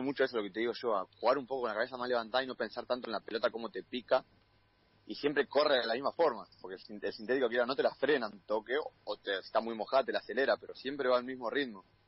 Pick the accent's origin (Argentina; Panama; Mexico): Argentina; General Madariaga, Buenos Aires Province